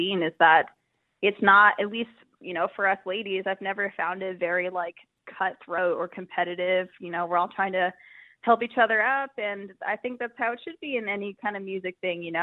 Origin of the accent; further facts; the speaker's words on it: Hamilton, Ontario, Canada; I'm from Hamilton